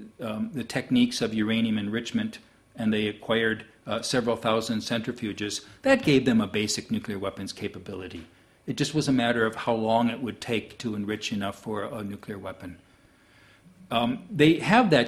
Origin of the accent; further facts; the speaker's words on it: United States; I, as an American